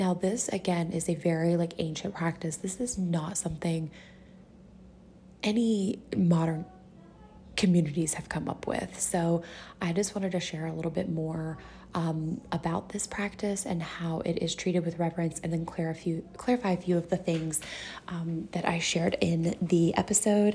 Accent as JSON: {"language": "English", "country": "United States", "said": "I am American and live in the US"}